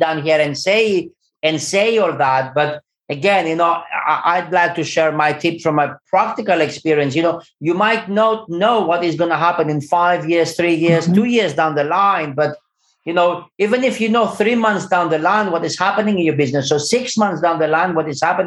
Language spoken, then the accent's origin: English; London, United Kingdom; moved away; I'm from London